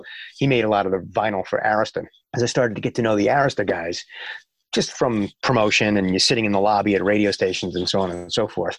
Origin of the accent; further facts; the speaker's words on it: Upper Brookville, New York, United States; moved away as an adult; also born or lived in Fairfield, Connecticut / Atlanta; I'm actually from Long Island, and I grew up on Long Island. I grew up in a town called Upper Brookville, Long Island, and New York